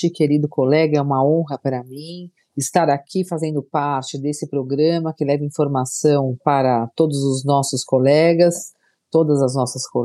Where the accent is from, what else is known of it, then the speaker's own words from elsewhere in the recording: São Paulo, Brazil; Sou de São Paulo, ingressei no Ministério Público de São Paulo em 2003.